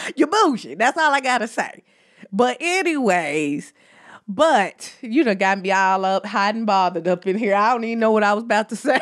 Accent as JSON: {"language": "English", "country": "United States", "accent": "country", "said": "my country accent"}